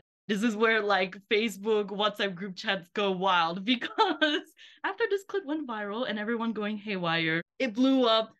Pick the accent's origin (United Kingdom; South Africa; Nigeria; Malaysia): Malaysia; as a fellow Malaysian here